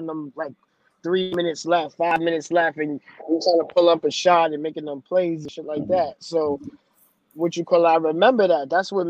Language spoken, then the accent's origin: English; New York City, New York, United States; also born or lived in Bayside, Queens; it's already enough being a New Yorker